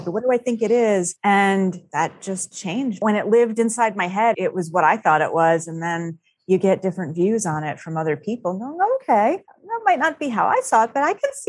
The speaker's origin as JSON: {"language": "English", "region": "Florida", "country": "United States", "tie": "born or raised there", "said": "The funny thing is, mostly where I grew up in Florida were urban areas. I was often not that far from the Everglades."}